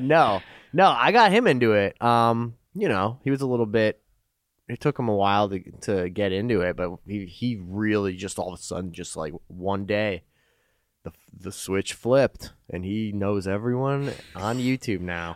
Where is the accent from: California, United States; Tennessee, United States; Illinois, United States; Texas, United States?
Illinois, United States; Chicago; also born or lived in Winston-Salem, North Carolina; Upbringing was in Chicago for most of it. I lived in North Carolina for a year